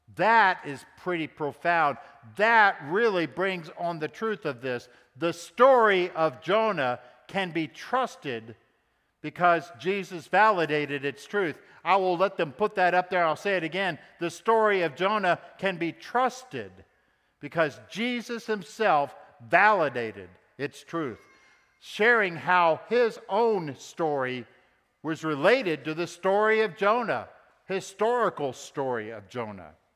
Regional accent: Texas, United States; Of course, I was raised in Texas, and I'm proud to be a Texan too

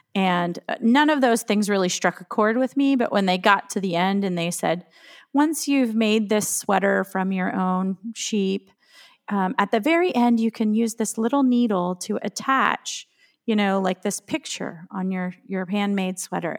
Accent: Woolrich, Pennsylvania, United States; now in Western New York, United States; I grew up in Woolrich

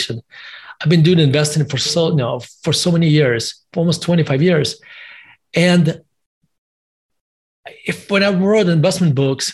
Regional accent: Russia; also born or lived in United States; now in Denver, United States; As your listeners and viewers can tell from my accent, I was born in Russia, and in Soviet Russia at the time. And I lived in the United States for basically 30 years

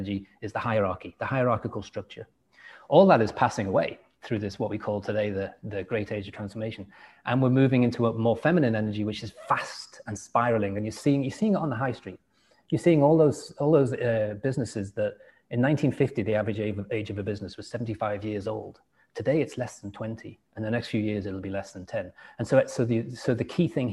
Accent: England, United Kingdom; accent: English; it's not easy for me to change my accent because they can still hear a little bit of English in it

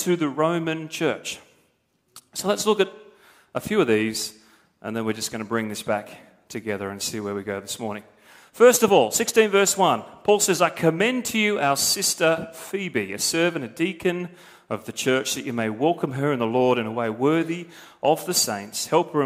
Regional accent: Australia; I am as an Australian

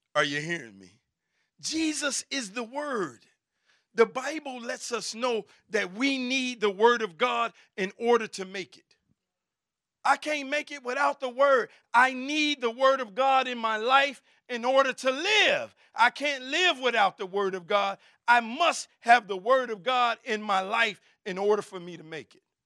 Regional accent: Chicago, Illinois, United States; I'm from the West Side. I'm from K-Town

